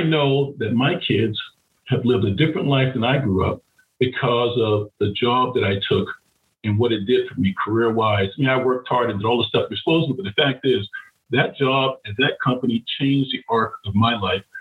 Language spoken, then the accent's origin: English; Florida, United States; I grew up in Florida